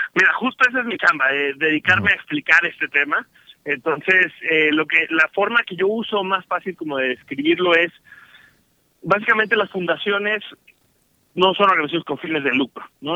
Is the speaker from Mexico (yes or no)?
yes; Mexico